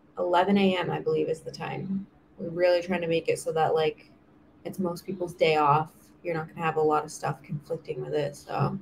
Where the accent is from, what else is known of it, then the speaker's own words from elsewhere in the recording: Myrtle Beach, South Carolina, United States; I mean, I grew up in Myrtle Beach